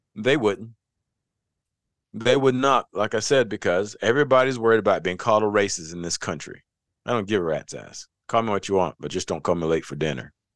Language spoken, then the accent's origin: English; the South, United States; also born or lived in North Carolina; I come from the South.